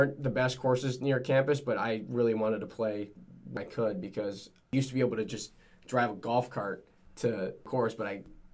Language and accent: English; Vancouver, British Columbia, Canada; also born or lived in China; now in Hartford, United States; I was born and raised in Vancouver with a twin brother, Martin